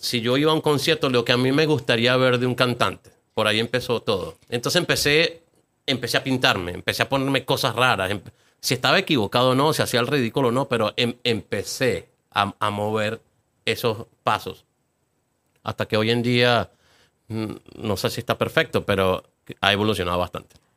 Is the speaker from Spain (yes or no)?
no; Venezuela; moved away as an adult; now in Atlanta, United States; no quería vivir en Venezuela, no me sentía parte de esa